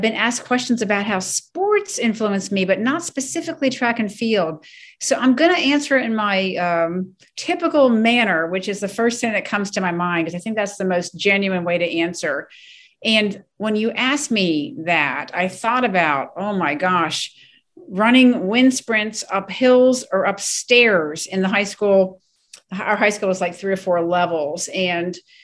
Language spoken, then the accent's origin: English; Ellicott City, Maryland, United States; being born and raised in Ellicott City, Maryland